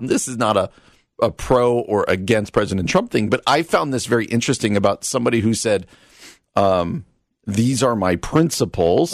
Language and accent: English; New Jersey, United States; moved away; I grew up in New Jersey